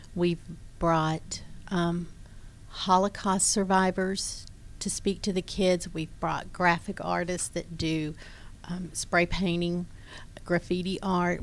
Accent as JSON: {"language": "English", "town": "Crossville", "region": "Tennessee", "country": "United States", "tie": "born or raised there", "also_born_or_lived": "Birmingham, Alabama", "moved": "as an adult", "lives_now": "Suwanee, United States", "said": "I was born in God's country, Crossville, Tennessee. Um, moved to Birmingham after going to Tennessee, University of Tennessee"}